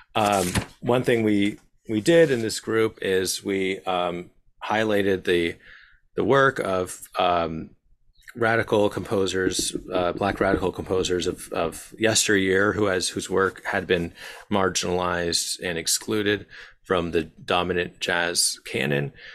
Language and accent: English; Bloomfield, New Jersey, United States; also born or lived in Glen Ridge, New Jersey; I grew up in Bloomfield, uh, and Glen Ridge